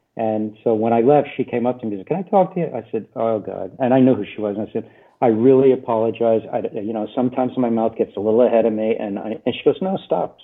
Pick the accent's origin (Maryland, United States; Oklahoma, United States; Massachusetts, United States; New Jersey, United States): New Jersey, United States